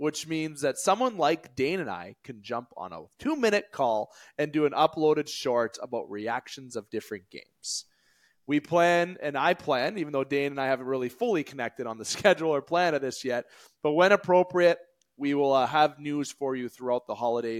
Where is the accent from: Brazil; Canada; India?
Canada; Sault Ste. Marie, Ontario; we are Canadians, okay? We said it moments ago. We're from Sault Ste. Marie